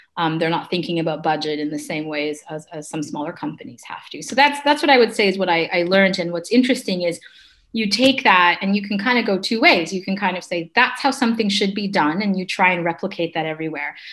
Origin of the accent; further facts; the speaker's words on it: Canada; moved away as an adult; also born or lived in London; I'm Canadian, and I ended up in um, London.